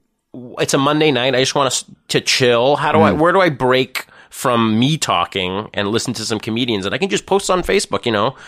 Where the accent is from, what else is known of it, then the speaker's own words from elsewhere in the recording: Thornhill, Ontario, Canada; I actually grew up in Thornhill.